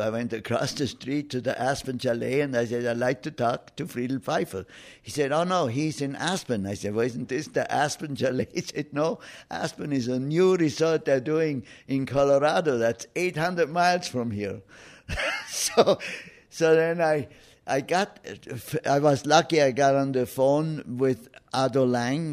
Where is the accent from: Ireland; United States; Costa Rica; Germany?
Germany; Oberstaufen, Bavaria; moved away as an adult; my hometown of Oberstaufen